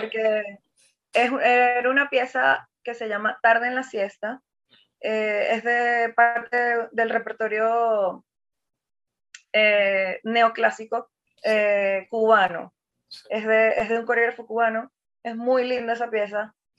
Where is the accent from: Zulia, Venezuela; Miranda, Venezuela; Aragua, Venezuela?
Zulia, Venezuela; Maracaibo; yo que vengo del interior, que yo, o sea, que soy de Maracaibo, que además es eh, un, o sea, Zulia es un estado